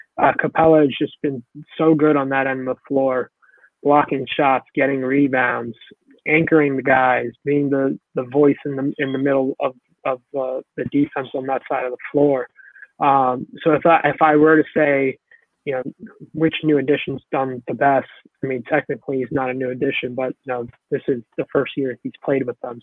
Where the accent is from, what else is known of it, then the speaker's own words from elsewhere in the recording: New York City, New York, United States; I grew up in New York City, so I grew up a Knicks fan.